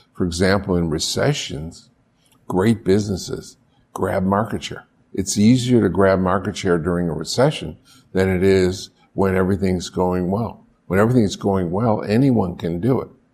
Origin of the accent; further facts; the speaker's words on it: Buffalo, New York, United States; moved away; I grew up in Buffalo, I knew the Canadian tax system